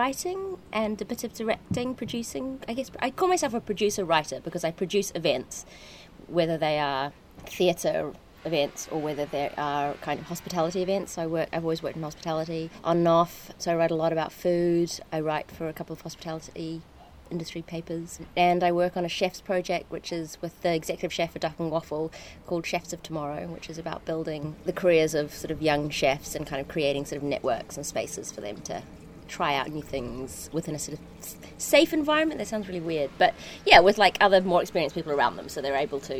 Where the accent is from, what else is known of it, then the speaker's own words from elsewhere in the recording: New Zealand; accent: Antipodean; moved away as an adult; also born or lived in Malaysia; now in London, United Kingdom; I grew up in Malaysia, I grew up in New Zealand, and then I came to London at 20.